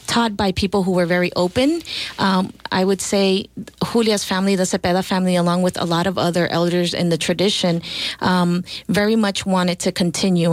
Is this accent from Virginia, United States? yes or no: no; Texas, United States; I'm from Texas, of Mexican descent.